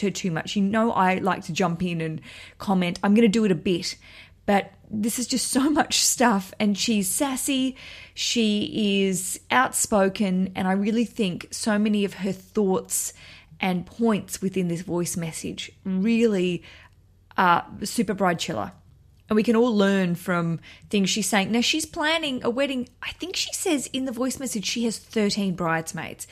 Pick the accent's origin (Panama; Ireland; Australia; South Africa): Australia; now in London, United Kingdom; I'm an Australian